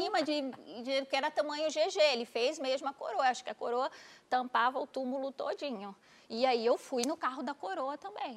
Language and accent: Portuguese; Recife, Pernambuco, Brazil; moved away as an adult; also born or lived in Natal; Eu sou de Recife